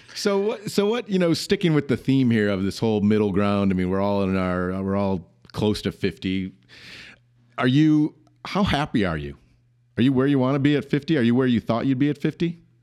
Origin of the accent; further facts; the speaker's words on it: Grand Rapids, Michigan, United States; where we grew up in Grand Rapids